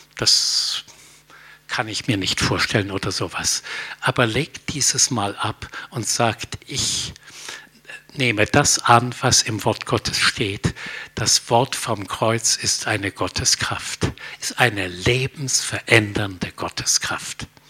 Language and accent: German; Germany; als Deutsche